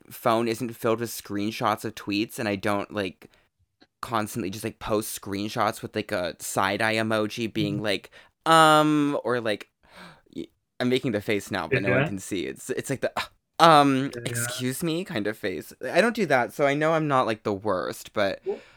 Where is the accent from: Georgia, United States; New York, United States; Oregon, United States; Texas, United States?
Oregon, United States; a small town in central; I'm from a small town in central Oregon in the mountains that has a population of 2,050